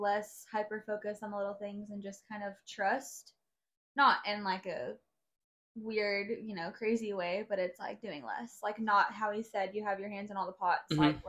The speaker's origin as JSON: {"language": "English", "town": "Ennis", "region": "Texas", "country": "United States", "tie": "born or raised there", "also_born_or_lived": "Southlake / Grapevine", "said": "So I was born in Ennis, Texas, which is a town like an hour south of here. Grew up for a bit there. Moved to South Lake. Moved back to Ennis. Moved to Grapevine."}